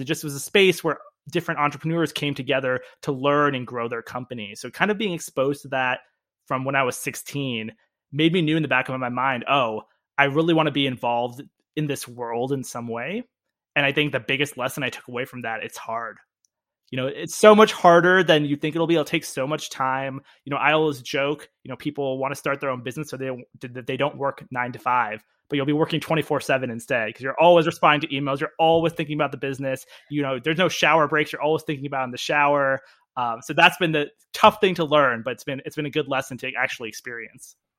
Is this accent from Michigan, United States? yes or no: no; D.C., District of Columbia, United States; also born or lived in Manhattan, New York; now in Washington, D.C., United States; I grew up near Washington, D C